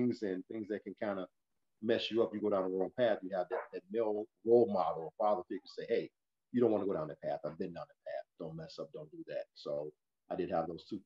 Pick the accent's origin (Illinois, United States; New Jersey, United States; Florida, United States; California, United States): Illinois, United States; Chicago; also born or lived in St. Louis, Missouri; I was born in St. Louis, Missouri. Mother moved to Chicago when I was three